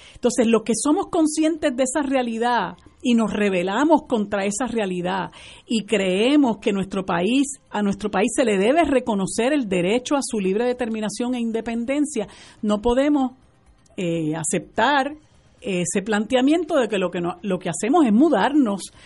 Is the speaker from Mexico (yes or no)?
no; Puerto Rico; nosotros somos puertorriqueños